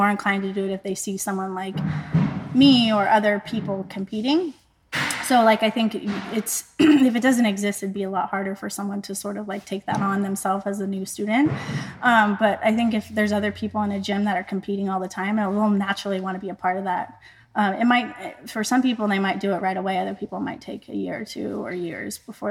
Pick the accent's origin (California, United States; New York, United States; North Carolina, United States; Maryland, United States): California, United States; moved away as an adult; now in New England, United States; I grew up in Lake Tahoe, which is three and a half, four hours outside of the Bay Area